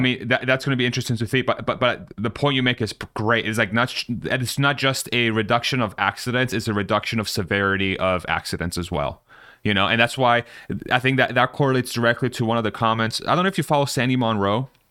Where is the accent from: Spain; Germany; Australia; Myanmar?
Spain